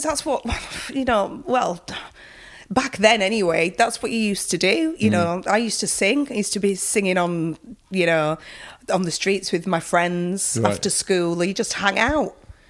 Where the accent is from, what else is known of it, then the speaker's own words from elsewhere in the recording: Bradford, Yorkshire and the Humber, United Kingdom; It was good. It was interesting. Nothing much really went on in Bradford.